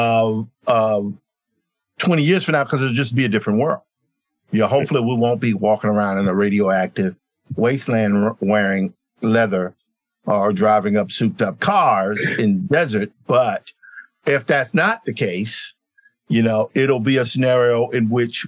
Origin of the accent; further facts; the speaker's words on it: Clarksdale, Mississippi, United States; also born or lived in Tupelo, Mississippi; I'm from Mississippi